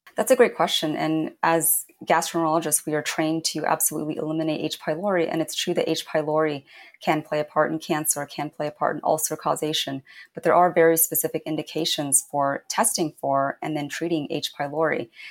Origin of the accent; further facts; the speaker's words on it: Indiana, United States; growing up in Indiana